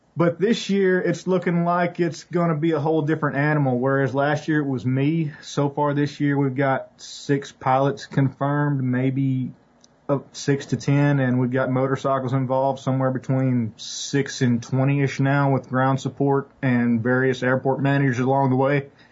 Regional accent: West Tennessee, United States; I grew up in West Tennessee

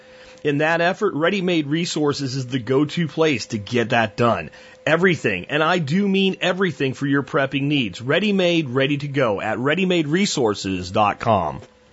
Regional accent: Pennsylvania, United States; I'm from Pennsylvania

